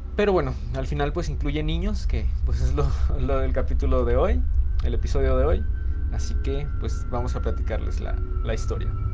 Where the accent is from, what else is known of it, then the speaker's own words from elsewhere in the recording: Mexico; los que somos de México.